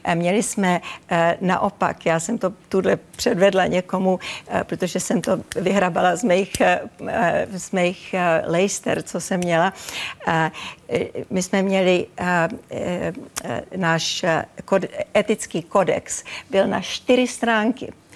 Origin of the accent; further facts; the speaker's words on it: Czechia; moved away; also born or lived in United States; neuškodilo, že jsem Češka